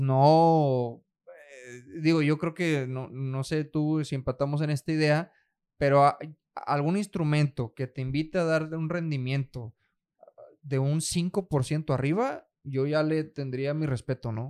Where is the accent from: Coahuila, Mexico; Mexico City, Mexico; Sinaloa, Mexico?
Coahuila, Mexico; Nueva Rosita; moved away; allá en mi, en mi rancho, hombre, de donde yo soy. Eh, yo soy de Nueva Rosita, Coahuila